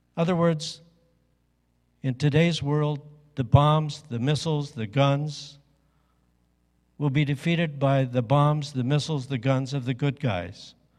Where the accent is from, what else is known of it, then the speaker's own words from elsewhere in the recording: Midwest, United States; I grew up in the Midwest